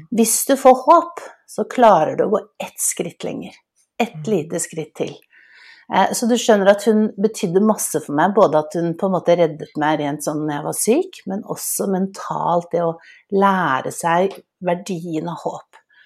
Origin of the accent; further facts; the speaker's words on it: Oslo, Norway; jeg vokste jo opp i et hjemme på Smestad